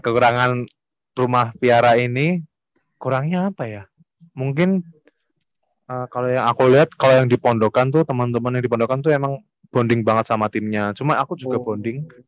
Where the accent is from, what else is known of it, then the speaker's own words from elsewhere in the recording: Java, Indonesia; kita dari Jawa